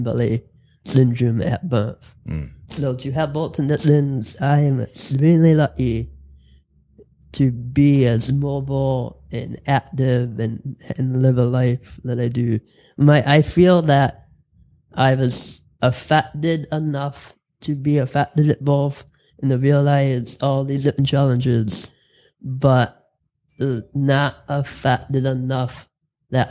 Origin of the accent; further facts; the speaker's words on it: Dearborn, Michigan, United States; I grew up in Dearborn